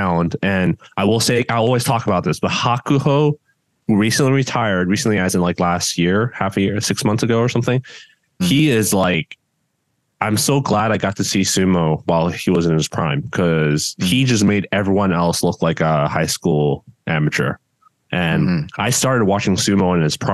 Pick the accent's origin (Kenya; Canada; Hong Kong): Hong Kong; now in United States; when I was growing up in Hong Kong